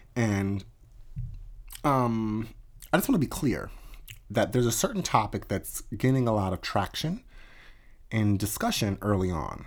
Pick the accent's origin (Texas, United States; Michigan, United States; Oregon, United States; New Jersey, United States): New Jersey, United States; also born or lived in Jenkintown, Pennsylvania; I grew up in the South Jersey area